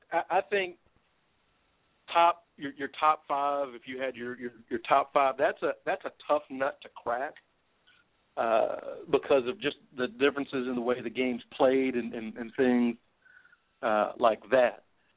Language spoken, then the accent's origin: English; Louisville, Kentucky, United States; Louisville to London because I like to throw in my hometown into the mix.